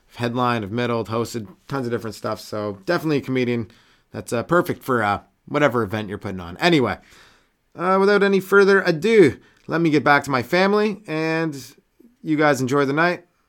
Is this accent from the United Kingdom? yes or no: no; Canada; I'm Canadian